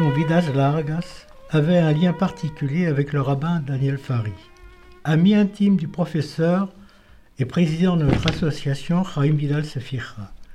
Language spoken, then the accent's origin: French; Tharon-Plage, Pays de la Loire, France; je suis né à Taromplage, petite ville située au bord de la mer Atlantique